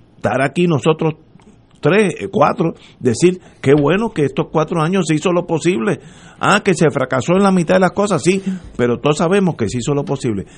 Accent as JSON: {"language": "Spanish", "country": "Puerto Rico", "said": "somos puertorriqueños"}